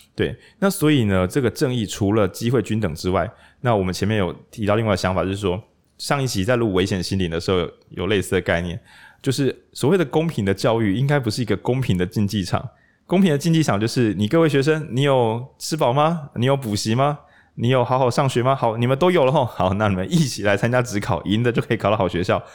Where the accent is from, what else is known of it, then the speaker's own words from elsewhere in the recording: Changhua County, Taiwan; 因为我长话人